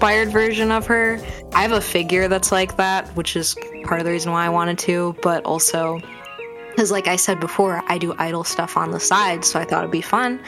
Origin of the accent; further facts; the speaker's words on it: Michigan, United States; I'm from Michigan, which has a lot of lakes around it, the Great Lake State.